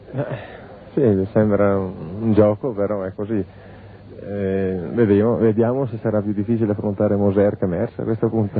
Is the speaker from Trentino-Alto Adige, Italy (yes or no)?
yes; Palù di Giovo, Trentino-Alto Adige, Italy; sono nato, 19651 a Paludi Giovo